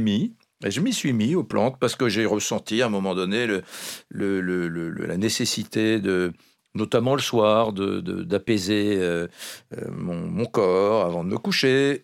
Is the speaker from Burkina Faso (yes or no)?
no; Gascony, Nouvelle-Aquitaine, France; chez moi en Gascogne, j'ai un oncle qui était vraiment euh, fan de phytothérapie dans les années 60-70